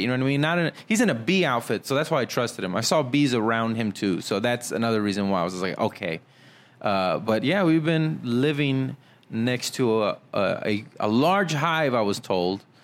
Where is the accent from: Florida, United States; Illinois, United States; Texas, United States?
Texas, United States; Weslaco; born or raised there; moved away